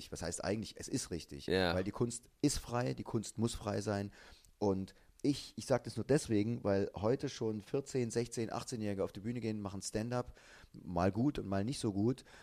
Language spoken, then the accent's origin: German; East Germany, Germany; weil ich komme aus der DDR.